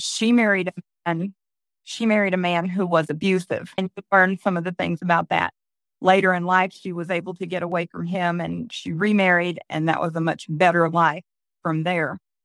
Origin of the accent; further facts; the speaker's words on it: Florida, United States; moved away as an adult; also born or lived in Leesburg, Florida; now in Tennessee, United States; I was born and raised in Florida. I was born in Leesburg and then raised all over the rest of the state